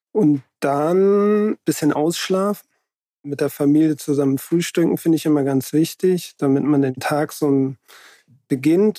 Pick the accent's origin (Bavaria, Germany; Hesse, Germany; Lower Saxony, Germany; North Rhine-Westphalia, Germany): Hesse, Germany; moved away; also ich bin ja in Hessen aufgewachsen